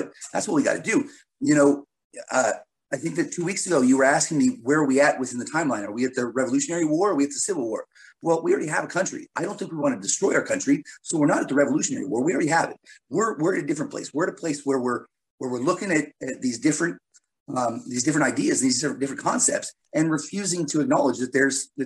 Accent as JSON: {"language": "English", "country": "United States", "said": "I'm an American"}